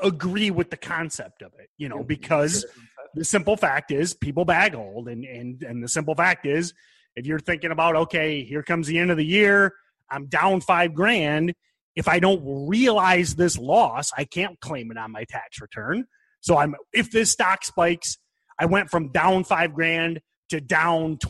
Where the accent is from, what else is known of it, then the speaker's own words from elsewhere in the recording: Michigan, United States; I'm not Texan. I'm from Michigan